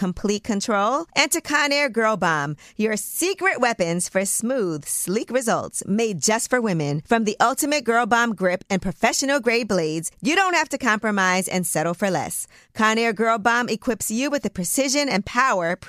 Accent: New York City, New York, United States; I'm from Brooklyn

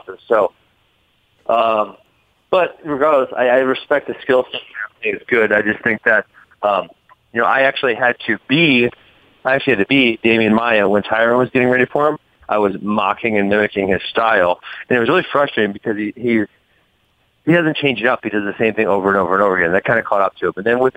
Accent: Milwaukee, Wisconsin, United States; moved away as an adult; I grew up in Wisconsin. I was at Milwaukee and then I was gone for roughly 10 years, and now I'm back

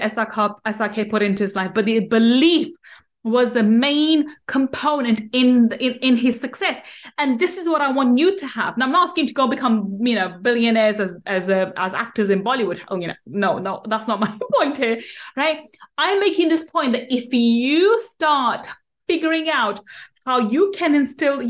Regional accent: England, United Kingdom; In being English, we don't say Z, we say

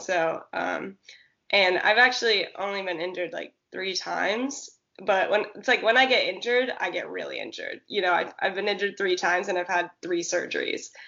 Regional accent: Santa Cruz, California, United States; moved away as an adult; also born or lived in Oregon / Arkansas; I grew up in Santa Cruz, which is like um, surf city, California

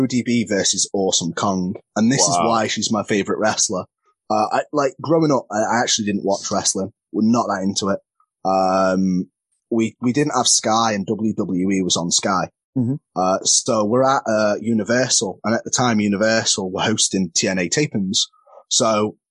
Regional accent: Crewe, North West England, United Kingdom; I'm from Crewe, and there isn't a school near me

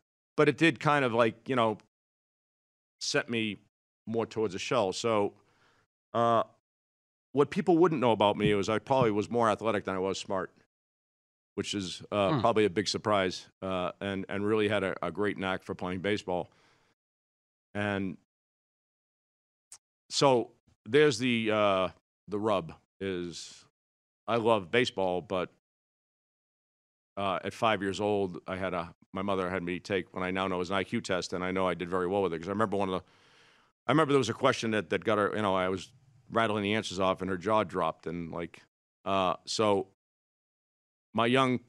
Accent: Brighton, Massachusetts, United States; I grew up in Brighton, Mass., which is a suburb of Boston, which is now the high-rent district.

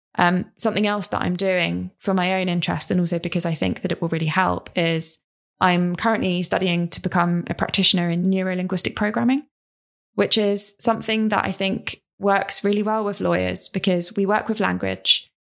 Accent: London, United Kingdom; also born or lived in Ipswich; I grew up in South London, uh, with my mum and my brother, really small family, and I went to a local primary school

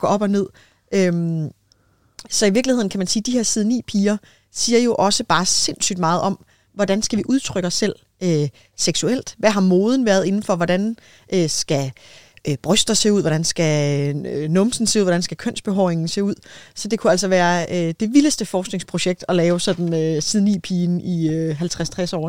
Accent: Denmark; som danskere

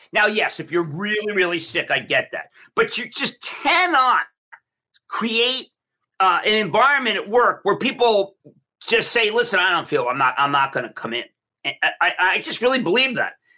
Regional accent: Philadelphia, Pennsylvania, United States; I'm from Philly

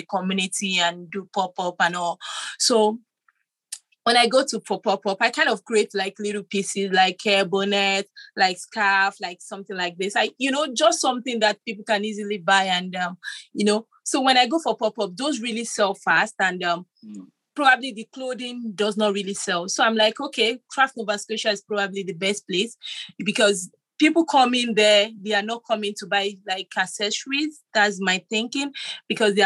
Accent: Nigeria; moved away as an adult; I'm originally from Nigeria, and when I came here 5 years ago

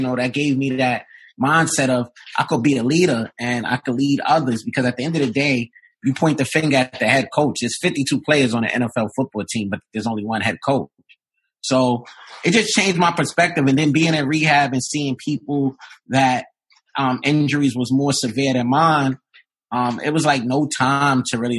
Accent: New York City, New York, United States; I'm from Brooklyn, New York

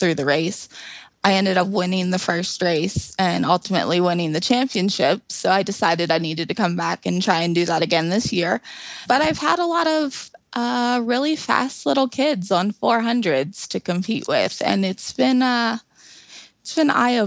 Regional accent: Florida, United States; also born or lived in Tennessee; now in Ohio, United States; I grew up in Florida

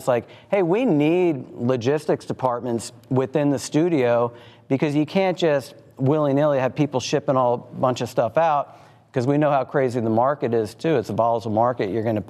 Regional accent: Los Angeles, California, United States; moved away as an adult; now in Chattanooga, United States; I'm from Steam Logistics. I'm from Hollywood, California, and came to chat in 2020.

